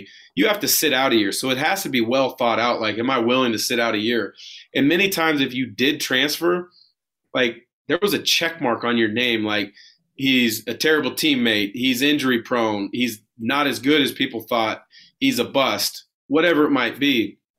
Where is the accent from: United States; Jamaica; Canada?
United States; West Coast; Which, me growing up on the West Coast, I wanted to challenge myself and play against the best players in college basketball.